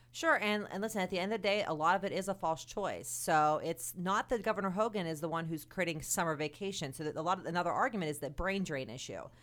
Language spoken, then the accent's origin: English; United States; as an American, as somebody who cares deeply about this country